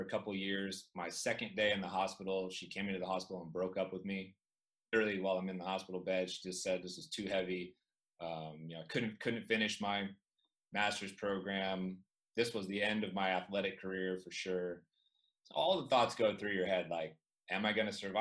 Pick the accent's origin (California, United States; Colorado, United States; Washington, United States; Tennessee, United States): California, United States; Chico; I grew up in Chico, California, the home of Sierra Nevada beer, microbrew